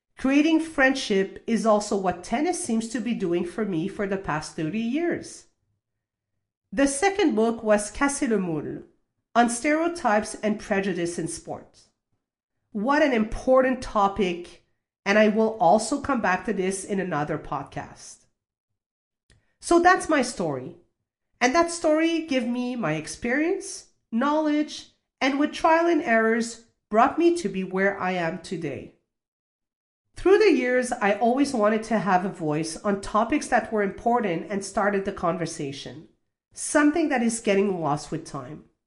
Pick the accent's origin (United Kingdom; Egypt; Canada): Canada; also born or lived in Toulouse, France; I was born in Toulouse, France, and moved to Canada when I was six years old